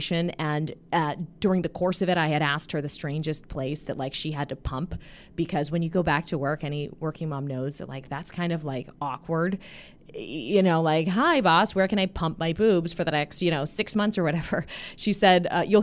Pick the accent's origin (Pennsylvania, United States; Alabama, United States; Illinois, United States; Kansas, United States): Pennsylvania, United States; Pittsburgh; I'm from Robinson Township in the McKees Rocks area. It's like right by the airport. Oh, yeah. I went to Montour